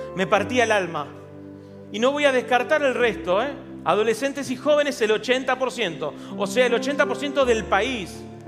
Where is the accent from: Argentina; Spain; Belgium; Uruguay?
Argentina; Buenos Aires; ¿Vivimos en la Argentina? Sí. ¿Somos de Capital Federal? Sí.